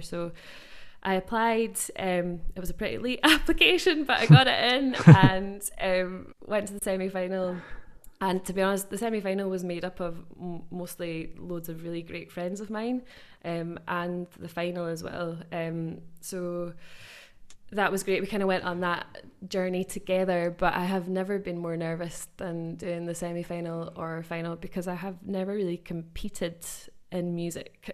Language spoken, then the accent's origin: English; West Lothian, Scotland, United Kingdom; I grew up in West Lothian